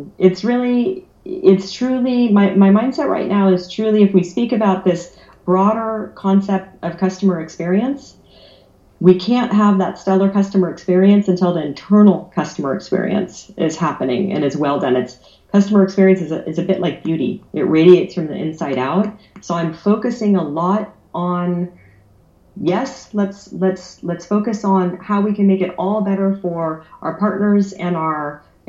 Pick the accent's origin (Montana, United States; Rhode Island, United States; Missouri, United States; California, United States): California, United States; San Francisco Bay Area; moved away as an adult; also born or lived in Germany; now in Switzerland; I grew up in the San Francisco Bay Area. I moved over to Europe about 20 years ago, lived in Germany for 10 years, and I've been in Switzerland since